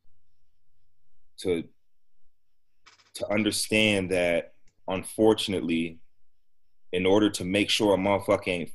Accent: Massachusetts, United States; we're both from Massachusetts, around the same age

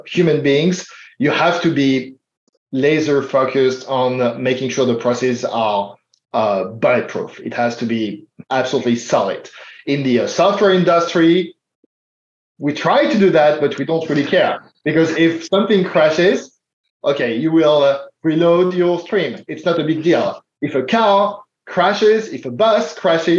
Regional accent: Paris, Île-de-France, France; English is a second language; now in Portland, United States; I'm a first-gen immigrant. As you can tell from my accent, I'm not American. I was born in France.

